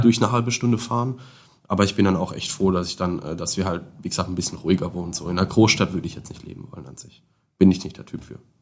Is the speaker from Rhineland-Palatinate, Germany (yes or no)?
yes; Landau, Rhineland-Palatinate, Germany; accent: Palatine; moved away as an adult; also born or lived in Karlsruhe; now in Remscheid, Germany; komme gebürtig aus Landau in der Pfalz, Südpfalz, hört man safe auch im Dialekt bei mir